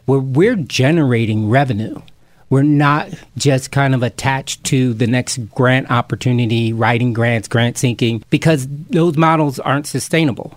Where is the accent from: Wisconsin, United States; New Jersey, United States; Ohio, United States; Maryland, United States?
New Jersey, United States; Camden; being a kid growing up in Camden, New Jersey